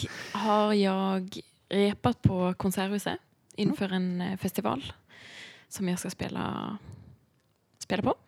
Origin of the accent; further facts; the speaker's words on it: Bergen, Vestland, Norway; Swedish is a second language; moved away as an adult; now in Stockholm, Sweden; jag är uppvuxen i Bergen eh, i Norge